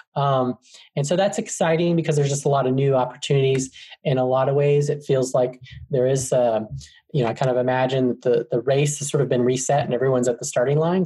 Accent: Arizona, United States; moved away as an adult; now in Atlanta, United States; I'm actually from Arizona in the United States, and I moved to Atlanta, Georgia, um, when I was 20

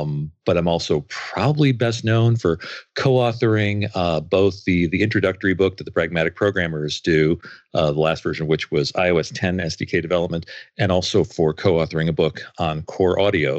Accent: Grand Rapids, Michigan, United States; from Grand Rapids, Michigan

